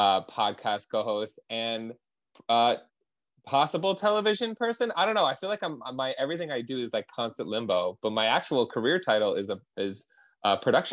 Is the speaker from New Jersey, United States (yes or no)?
yes; New Jersey, United States; I'm from New Jersey.